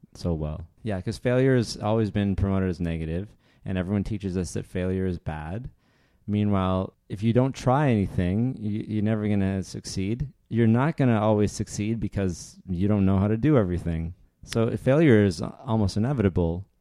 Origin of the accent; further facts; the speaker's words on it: Northern Ontario, Canada; I grew up in Northern Ontario